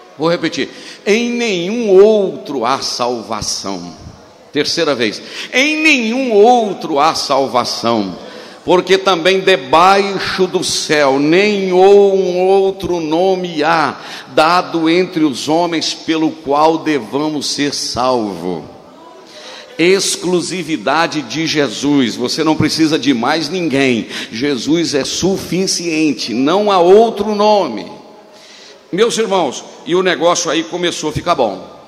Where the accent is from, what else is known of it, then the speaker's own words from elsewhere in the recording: Minas Gerais, Brazil; como um bom mineiro